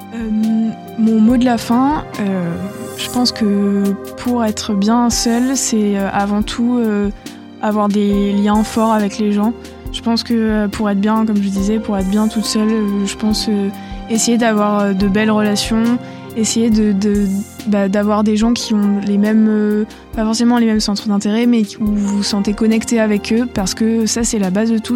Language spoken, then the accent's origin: French; Bordeaux, Nouvelle-Aquitaine, France; j'ai quand même fait ma terminale euh, chez moi, à Bordeaux, chez mon père